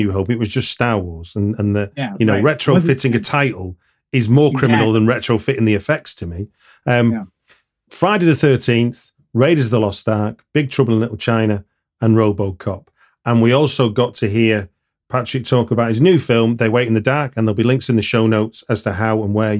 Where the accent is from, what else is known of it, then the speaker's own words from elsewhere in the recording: United Kingdom; a Brit who's in Europe